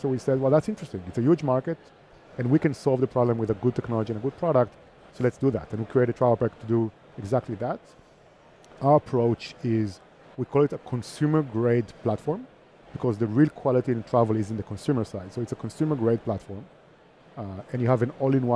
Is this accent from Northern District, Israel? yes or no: no; Herzliya, Tel Aviv District, Israel; moved away as an adult; now in Barcelona, Spain; I'm from Israel, from Herzliya, which is next to Tel Aviv